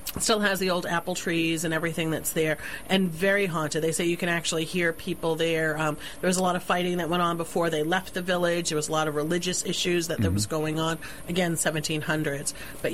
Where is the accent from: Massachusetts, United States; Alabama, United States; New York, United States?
Massachusetts, United States; Western; I grew up in Western Mass